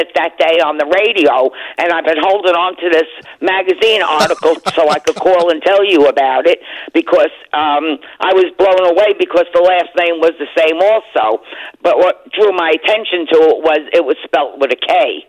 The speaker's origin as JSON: {"language": "English", "region": "New Jersey", "country": "United States", "said": "I'm from New Jersey."}